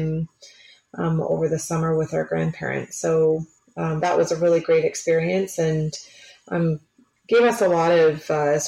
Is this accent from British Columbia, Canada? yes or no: no; Picton, Ontario, Canada; I grew up in Picton, which is a small town of about 5,000 people, just sort of southwest of Kingston.